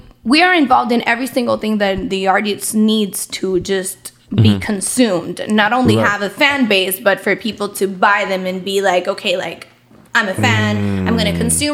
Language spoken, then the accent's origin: English; San Juan, Puerto Rico; I'm from Puerto Rico